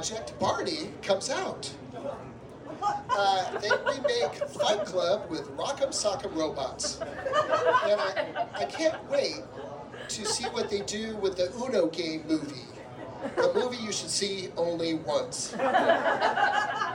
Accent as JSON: {"language": "English", "town": "Santa Maria", "region": "California", "country": "United States", "said": "I'm from Santa Maria"}